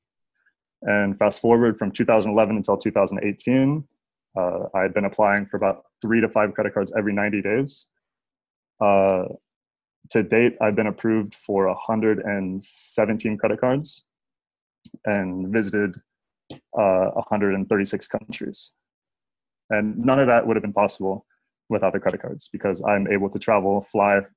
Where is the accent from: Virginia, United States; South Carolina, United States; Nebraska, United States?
Nebraska, United States; I grew up in Nebraska.